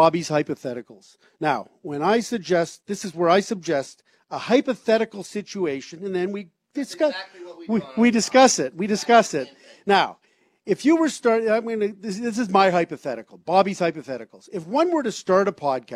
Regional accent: Toronto, Ontario, Canada; a kid who grew up in Toronto

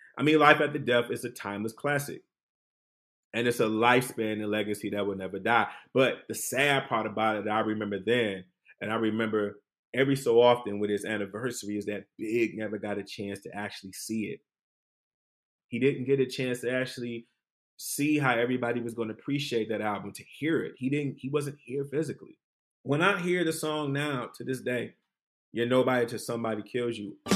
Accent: Detroit, Michigan, United States; moved away; I'm from Detroit

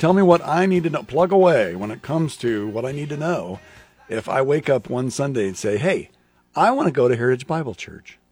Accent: Lincoln, Nebraska, United States; I grew up in Southwest Lincoln

